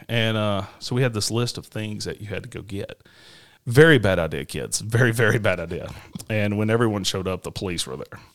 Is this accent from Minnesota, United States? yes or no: no; Nashville, Tennessee, United States; moved away; I grew up in Nashville, um, Tennessee